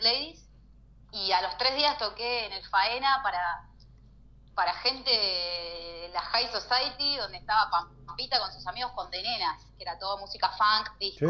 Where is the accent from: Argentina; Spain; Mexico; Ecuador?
Argentina; Neuquén; now in Buenos Aires, Argentina; necesitaba estar cerca de mi familia, necesitaba estar en mi lugar, ¿no? En mi casa, o sea, en mi, en mi tierra